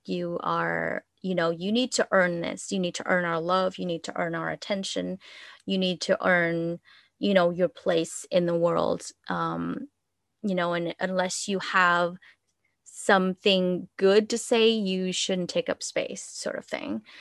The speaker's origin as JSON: {"language": "English", "country": "Vietnam", "tie": "born or raised there", "second_language": "English", "moved": "as an adult", "lives_now": "United States", "said": "I grew up in Vietnam and I spent, my I spent my first twenty-one years there."}